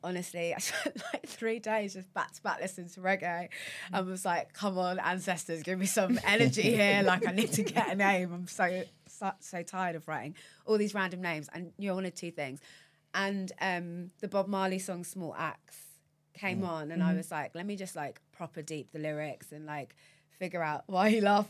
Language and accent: English; Watford, East of England, United Kingdom; born or raised there